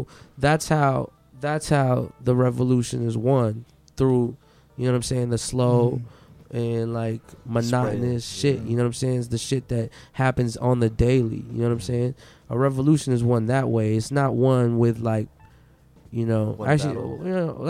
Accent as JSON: {"language": "English", "country": "Philippines", "said": "Like being a Filipino is like something that you carry with excellence."}